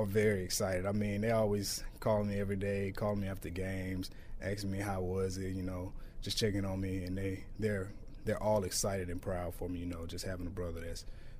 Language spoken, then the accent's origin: English; Shreveport, Louisiana, United States; Growing up, I mean, I like to do what every kid does, go outside, play video games.